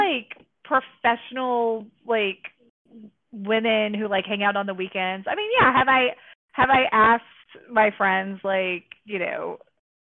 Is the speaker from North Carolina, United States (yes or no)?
yes; North Carolina, United States; moved away; I grew up in the South I grew up in North Carolina, which is like in this like Bible Belt town